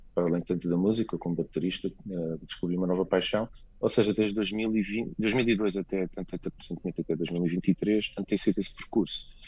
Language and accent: Portuguese; Lisbon, Portugal; moved away as an adult; also born or lived in Loures / Bucelas; now in New York, United States; eu nasci e cresci em Lisboa e depois vim, vim, vim para os Estados Unidos